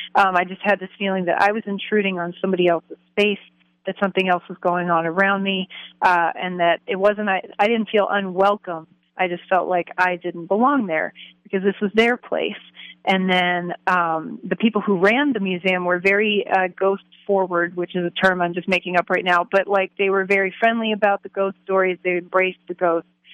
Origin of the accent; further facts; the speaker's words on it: Baltimore County, Maryland, United States; close to where I grew up in in Maryland